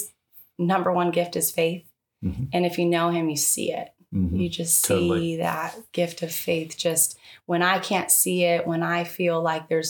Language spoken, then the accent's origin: English; Tehachapi, California, United States; born or raised there; now in Bakersfield, United States